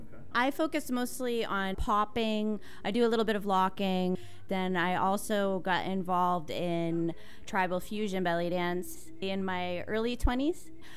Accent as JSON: {"language": "English", "town": "Harwich", "region": "Massachusetts", "country": "United States", "tie": "born or raised there", "also_born_or_lived": "Hyannis", "said": "but I was born in Hyannis and grew up in Harwich."}